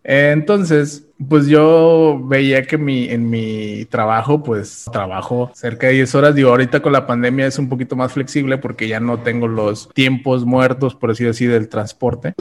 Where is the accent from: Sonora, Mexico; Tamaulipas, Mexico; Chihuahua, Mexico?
Tamaulipas, Mexico; Ciudad Victoria; soy originario de Ciudad Victoria, Tamaulipas